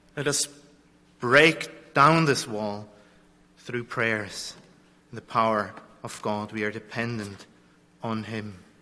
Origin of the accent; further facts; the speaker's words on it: Zurich, Switzerland; I come from Zurich, from a place where the Reformation